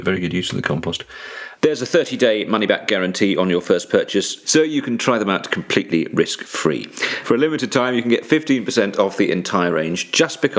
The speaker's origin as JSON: {"language": "English", "town": "Luton", "region": "East of England", "country": "United Kingdom", "tie": "born or raised there", "said": "as a girl growing up in Luton"}